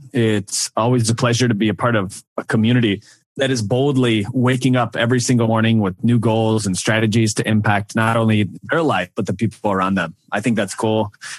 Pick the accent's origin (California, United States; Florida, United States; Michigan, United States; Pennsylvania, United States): Michigan, United States; Lake City; moved away as an adult; Lake City, Michigan. 24 years of my life growing up in Michigan, loved it.